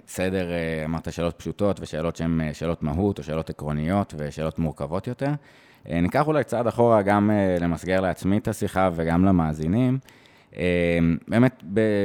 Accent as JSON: {"language": "Hebrew", "town": "Jerusalem", "region": "Jerusalem District", "country": "Israel", "also_born_or_lived": "Eilat", "moved": "yes", "lives_now": "Tel Aviv, Israel", "said": "אני מאוד ירושלמי, שעכשיו גר בתל אביב"}